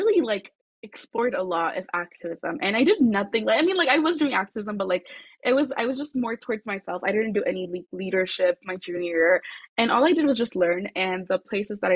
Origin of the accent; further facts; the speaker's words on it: Addis Ababa, Ethiopia; now in Aurora, United States; I'm originally from Addis Ababa, Ethiopia